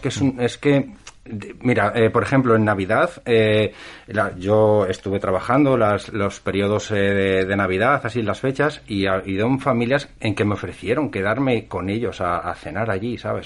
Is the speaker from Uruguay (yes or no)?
no; Zamora, Castile and León, Spain; now in Asturias, Spain; soy de Zamora